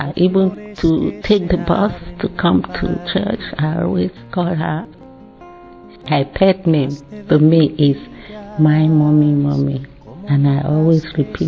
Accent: Nigeria; now in United Kingdom; Originally, I'm from Nigeria, but now I'm a British citizen

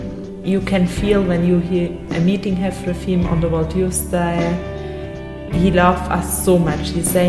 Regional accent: Germany; English is a second language; from Germany. I'm 22 years old.

